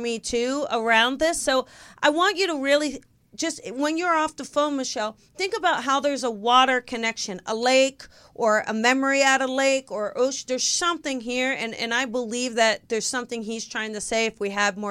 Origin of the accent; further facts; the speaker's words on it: New Jersey, United States; we're from South Jersey